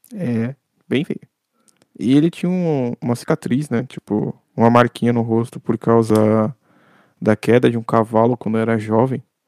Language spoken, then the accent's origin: Portuguese; Brazil; como brasileiro, a gente aprendeu a ser forjado